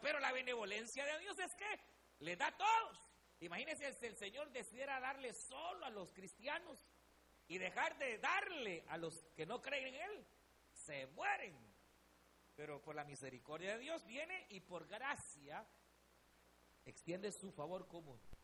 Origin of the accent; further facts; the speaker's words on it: El Salvador; éramos los salvadoreños